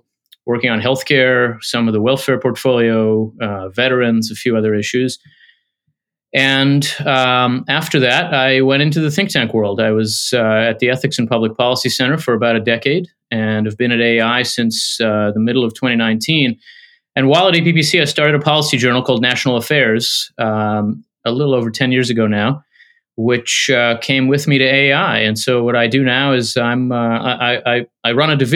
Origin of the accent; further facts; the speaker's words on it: Philadelphia, Pennsylvania, United States; also born or lived in Israel / New Jersey / Washington, D.C.; I grew up in Philadelphia and then in New Jersey